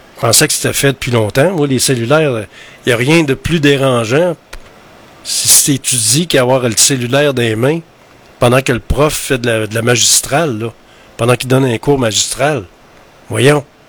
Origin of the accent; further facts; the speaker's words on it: Quebec, Canada; chez nous au Québec